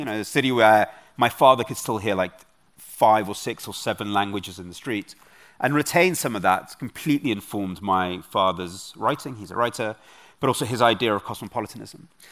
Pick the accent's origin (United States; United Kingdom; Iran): United Kingdom; London; also born or lived in Kyiv, Ukraine / Munich, Germany; I'm a Londoner. I grew up in Britain. I was nine months old when my parents left. Um, and I grew up in a part of London